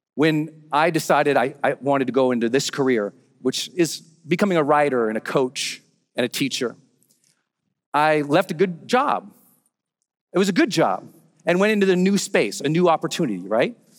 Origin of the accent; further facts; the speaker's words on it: Montana, United States; moved away as an adult; also born or lived in San Francisco, California; I'm from Montana. We got a lot of open roads there